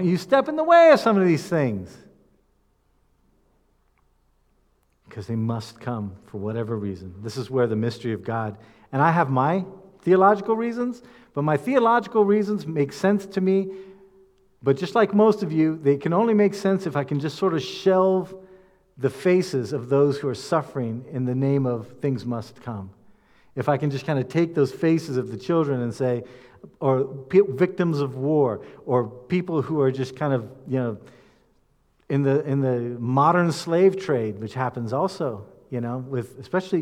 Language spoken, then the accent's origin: English; United States; as American speakers